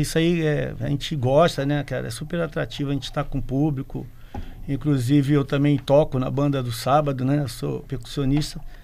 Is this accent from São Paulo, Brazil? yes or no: no; Rio de Janeiro, Brazil; moved away as an adult; also born or lived in Espírito Santo; now in Vila Velha, Brazil; desde que eu cheguei aqui no, no, estado, que eu sou do Rio de Janeiro, tem 30 anos